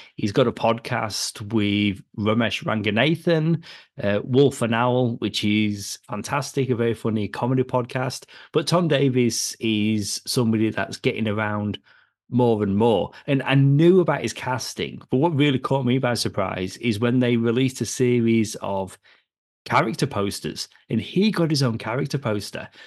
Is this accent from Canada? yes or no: no; United Kingdom; moved away; I'm from the U K